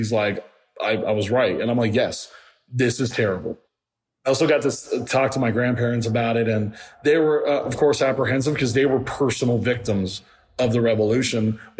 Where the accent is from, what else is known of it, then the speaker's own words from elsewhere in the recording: Miami, Florida, United States; moved away as an adult; also born or lived in Puerto Rico; now in Atlanta, United States; I always kind of felt like a fish out of water growing up in Miami.